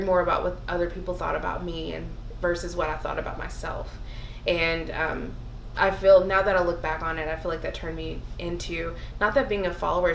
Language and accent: English; the South, United States; growing up in the South